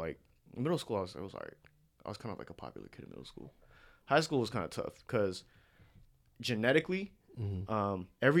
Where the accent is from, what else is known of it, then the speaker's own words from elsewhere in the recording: United States; Because I'm still an American, you know what I'm saying?